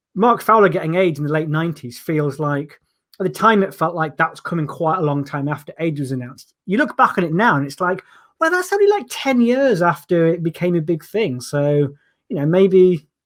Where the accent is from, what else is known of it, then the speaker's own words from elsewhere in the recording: Yorkshire and the Humber, United Kingdom; moved away as an adult; also born or lived in London; I'm from Yorkshire